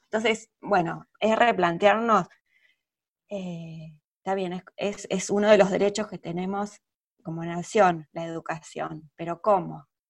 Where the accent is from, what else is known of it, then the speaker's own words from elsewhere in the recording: Argentina; nuestra historia como argentina